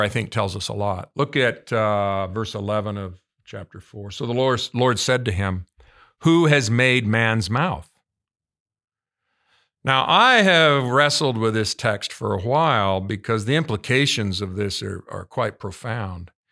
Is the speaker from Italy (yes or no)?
no; United States; as an American.